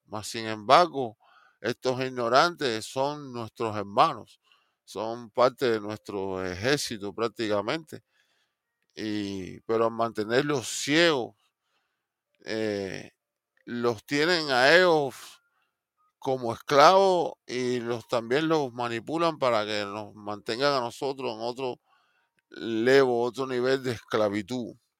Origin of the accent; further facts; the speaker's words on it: Cuba; now in Miami, United States; yo como cubano